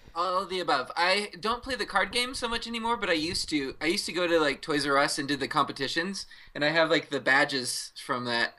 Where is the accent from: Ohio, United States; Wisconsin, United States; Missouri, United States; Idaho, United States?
Wisconsin, United States; Freedom; also born or lived in Orlando, Florida; my hometown in Freedom, Wisconsin